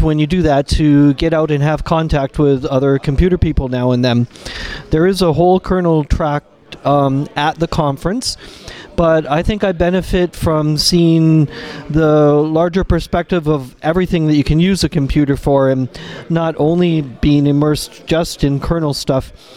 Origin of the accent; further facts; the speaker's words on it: Canada; now in Germany; I'm a Canadian person, but I live in Germany and I work from home